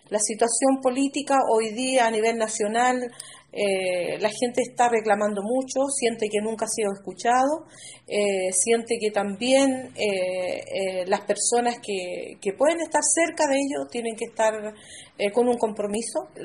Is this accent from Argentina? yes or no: no; San Juan de la Costa, Los Lagos, Chile; Soy San Juan de la Costa, nací en esta comuna